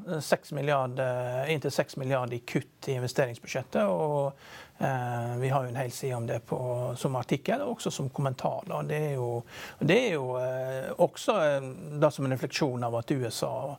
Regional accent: Norway

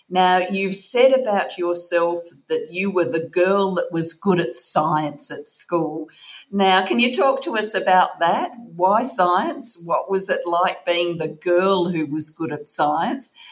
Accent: Canberra, Australian Capital Territory, Australia; moved away as an adult; also born or lived in Sydney / Melbourne; now in Devon, United Kingdom; Very much east coast. I was born in Sydney and really grew up in Canberra.

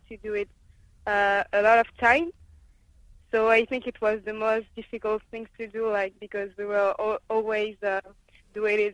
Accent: France; born or raised there; English is a second language

